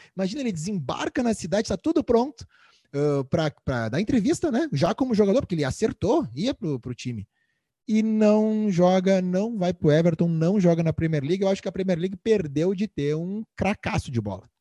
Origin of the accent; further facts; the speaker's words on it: Brazil; eu sou brasileiro